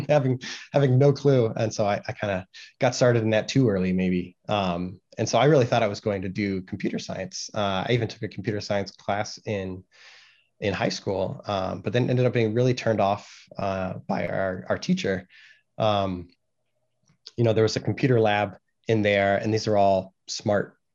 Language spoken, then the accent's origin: English; Carmel, Indiana, United States; moved away; also born or lived in Los Angeles, California; moved to the Midwest, lived in Indiana, most of my life